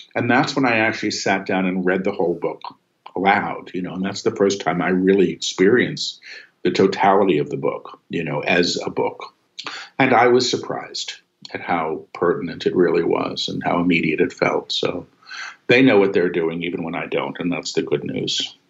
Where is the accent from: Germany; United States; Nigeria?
United States; New York City, New York; moved away as an adult; now in Maui, United States; I'm a New Yorker